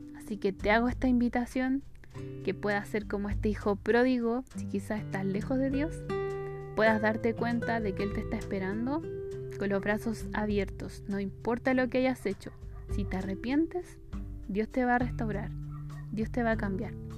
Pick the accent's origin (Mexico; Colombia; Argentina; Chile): Chile; soy chilena